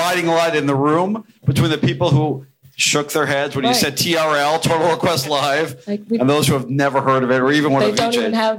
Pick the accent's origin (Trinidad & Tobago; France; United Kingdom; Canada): Canada; moved away; I grew up in Canada. The word for lawyer in Canada, at least in Quebec, is avocat.